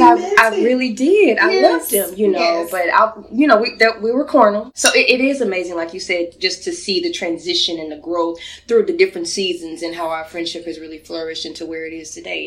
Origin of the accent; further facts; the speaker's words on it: Louisiana, United States; I remember once I was at lunch with a lady, a girl from my hometown in Louisiana, and she invited one of her coworkers who brought a baby.